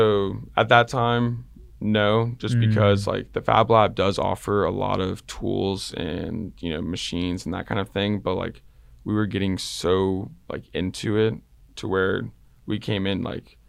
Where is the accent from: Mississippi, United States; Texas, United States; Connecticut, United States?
Texas, United States; I like the Red Sox, but I'm also from Texas.